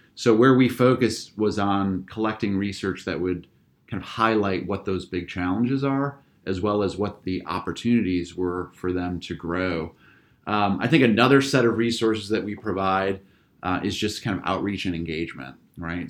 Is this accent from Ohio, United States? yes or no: yes; just outside of Akron, Northeast Ohio, United States; also born or lived in Pennsylvania; I'm, uh, native Ohioan. I grew up in Northeast Ohio, just outside of Akron